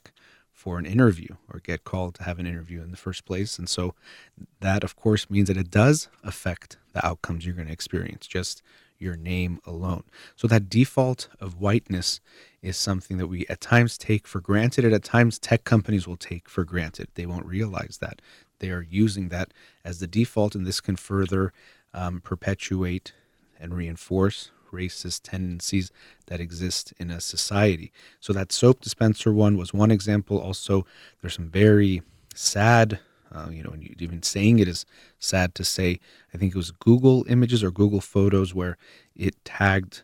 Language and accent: English; United States; I myself am Iranian-American and consider myself American